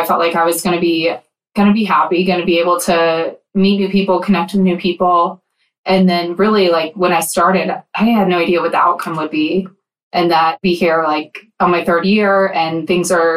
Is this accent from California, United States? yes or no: no; Atlanta, Georgia, United States; moved away as an adult; now in Denver, United States; I am from Atlanta originally, moved out to Denver February 2020